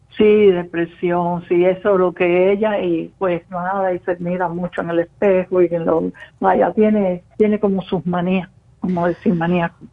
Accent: Cuba; moved away as an adult; now in Spain; de ser cubana. Ya yo salí ya también por España, o sea que del 72 dejé a Cuba

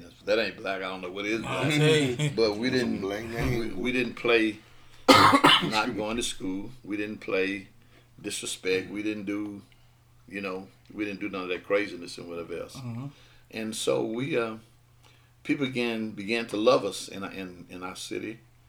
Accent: Grenada, Mississippi, United States; I was born and raised right here in Grenada

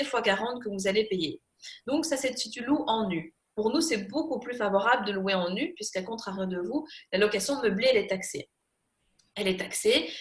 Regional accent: Belgium

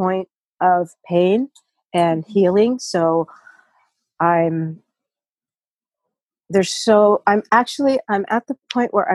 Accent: Solvang, California, United States; moved away as an adult; I'm from Solvang, California, born and reared there

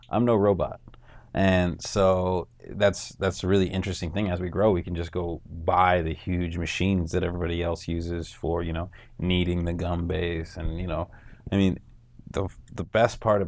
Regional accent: North Miami, Florida, United States; I grew up in North Miami.

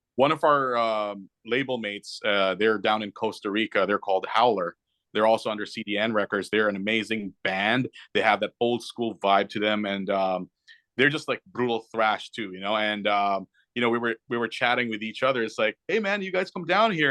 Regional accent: Canada; we're Canadian

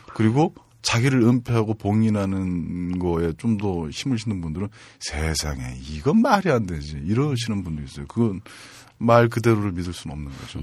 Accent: Janghui-dong, Seoul, South Korea; 장희동에서 태어났고요. 음. 남대문중학교, 보성고등학교, 동국대학교 요 순서대로 어, 학교는 갔으나

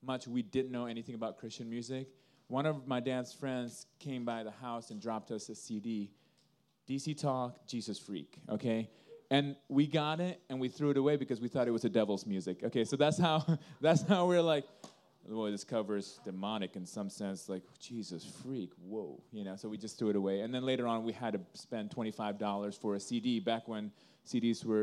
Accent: Indonesia; now in Sioux City, United States; we grew up in Indonesia

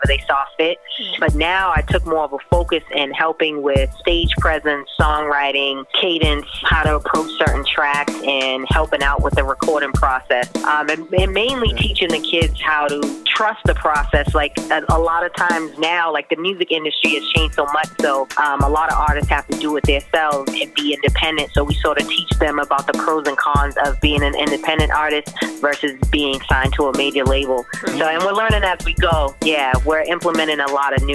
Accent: Boston, Massachusetts, United States; moved away; also born or lived in Macon, Georgia; I grew up, I was born and raised in Boston

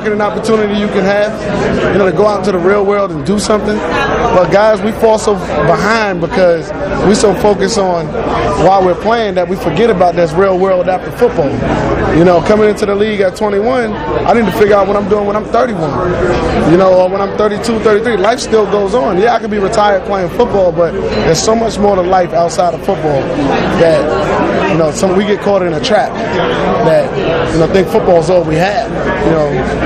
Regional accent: New York, United States; I'm actually a New Yorker

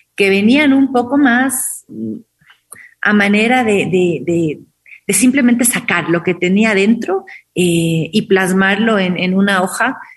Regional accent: Quito, Pichincha, Ecuador; yo nací en Quito

